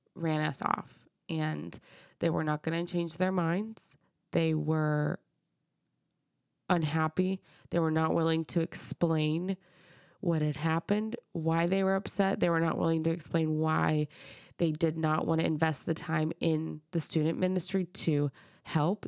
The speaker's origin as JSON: {"language": "English", "town": "Dallas", "region": "Texas", "country": "United States", "tie": "born or raised there", "said": "I grew up in Dallas. I grew up in North Dallas in McKinney in the suburbs"}